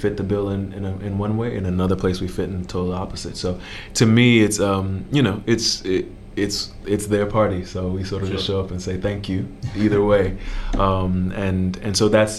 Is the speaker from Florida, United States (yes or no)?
yes; Miami, Florida, United States; growing up in Liberty City